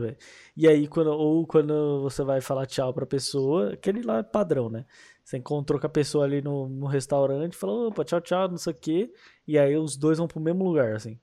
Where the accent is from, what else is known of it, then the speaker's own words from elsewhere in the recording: Paulista, São Paulo, Brazil; eu sou paulista